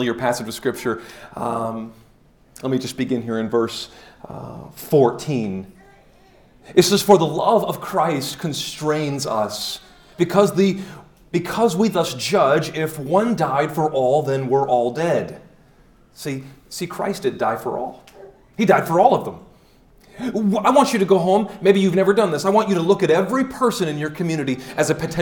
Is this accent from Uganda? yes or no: no; Detroit, Michigan, United States; also born or lived in Woodhaven, Michigan / Nashville, Tennessee; I'm from Detroit